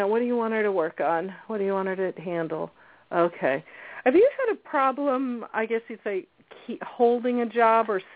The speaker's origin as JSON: {"language": "English", "region": "New Jersey", "country": "United States", "tie": "born or raised there", "said": "I was born in New Jersey"}